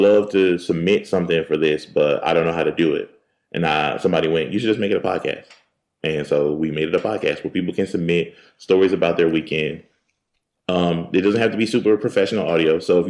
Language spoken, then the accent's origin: English; Philadelphia, Pennsylvania, United States; Oh, I'm from Philly.